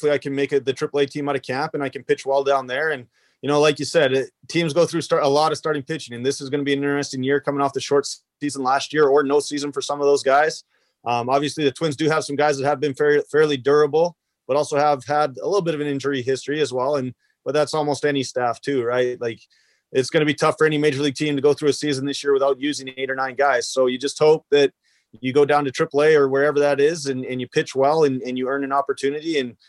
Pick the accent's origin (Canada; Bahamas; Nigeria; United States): Canada; So, you know, definitely take pride in being Canadian. You know, it's one of those things where, you know, you gotta be prideful of where you come from.